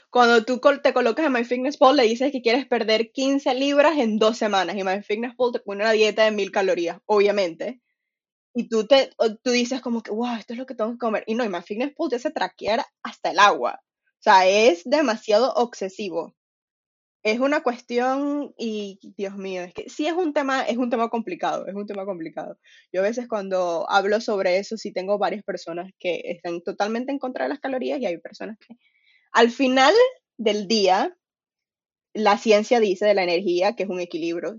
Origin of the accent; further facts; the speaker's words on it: Venezuela; now in England, United Kingdom; soy de Venezuela, ahorita estoy viviendo en UK, Inglaterra